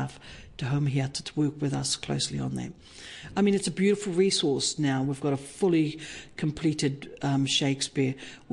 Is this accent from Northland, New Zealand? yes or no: yes; Hokianga, Northland, New Zealand; I was raised in the Hokianga